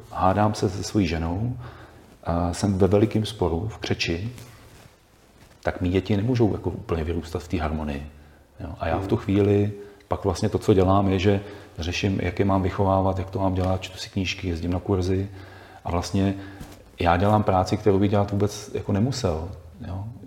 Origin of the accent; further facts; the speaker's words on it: Bohemia, Czechia; u nás v Čechách